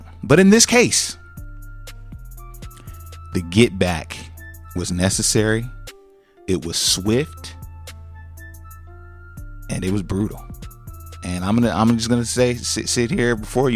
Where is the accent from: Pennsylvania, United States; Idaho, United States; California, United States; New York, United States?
California, United States; we come from California